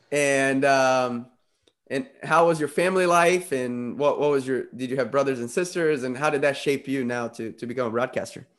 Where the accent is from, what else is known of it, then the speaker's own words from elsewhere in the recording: Brazil; moved away; coming from Brazil